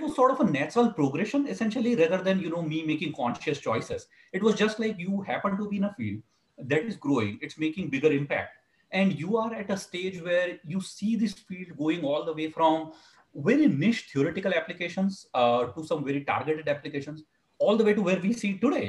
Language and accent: English; India; now in California, United States; When when I was growing up in India, uh, I'm originally from India